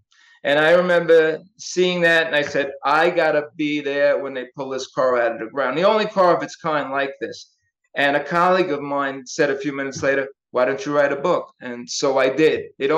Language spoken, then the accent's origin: English; New York City, New York, United States; I grew up in the Bronx, New York